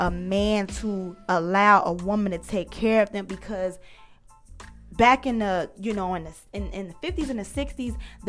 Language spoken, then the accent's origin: English; United States; We as African American sisters